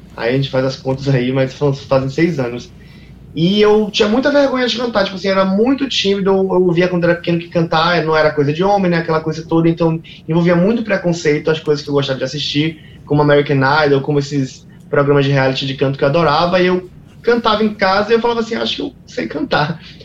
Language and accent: Portuguese; Salvador, Bahia, Brazil; tenho muito orgulho de ser quem eu sou e de vir de onde eu vim, né? Que é de Salvador.